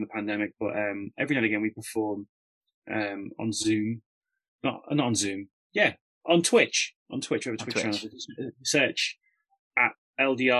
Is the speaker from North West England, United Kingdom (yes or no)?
yes; Liverpool, North West England, United Kingdom; I'm from Liverpool